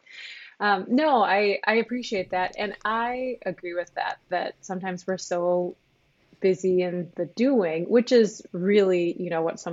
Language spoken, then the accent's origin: English; northern Minnesota, United States; also born or lived in Ketchikan, Alaska; I grew up in northern Minnesota. I was born in Ketchikan, Alaska, but all of my upbringing has been here in Minnesota